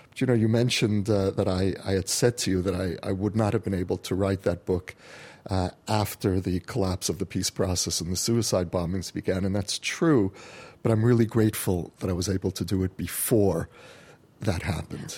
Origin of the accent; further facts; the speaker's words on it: United States; now in Jerusalem, Israel; as an American Jew who came home